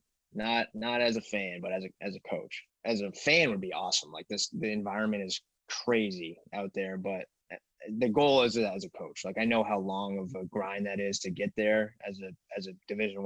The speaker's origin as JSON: {"language": "English", "region": "Northeast", "country": "United States", "said": "I'm from Northeast"}